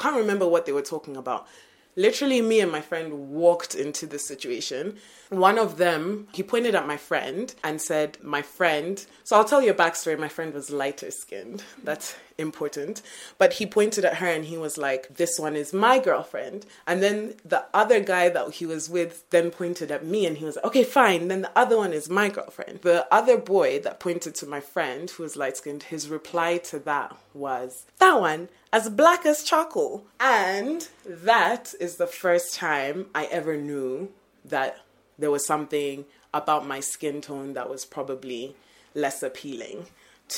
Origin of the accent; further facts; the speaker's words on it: Uganda; now in Kenya; I'm from Uganda